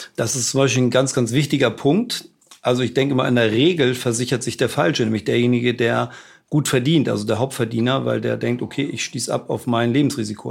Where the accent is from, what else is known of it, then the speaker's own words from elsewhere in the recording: Hamburg, Germany; als Hamburger hat man, glaube ich, auch ohnehin, jetzt wenn man da gebürtig ist und damit aufgewachsen ist